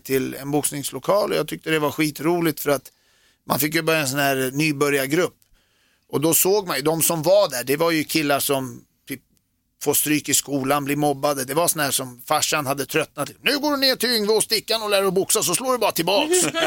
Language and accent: Swedish; Sweden; moved away as an adult; also born or lived in United States / Germany; jag är född i Sverige